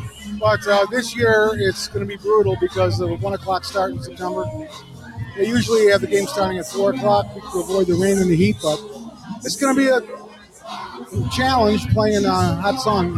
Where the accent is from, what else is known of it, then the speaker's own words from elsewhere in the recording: Buffalo, New York, United States; now in South Florida, United States; Naturally born in Buffalo, New York.